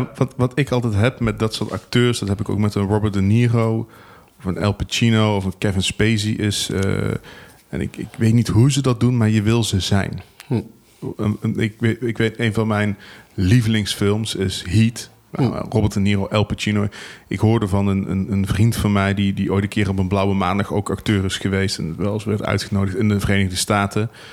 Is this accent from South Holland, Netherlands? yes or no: no; Venlo, Limburg, Netherlands; ik kom uit Venlo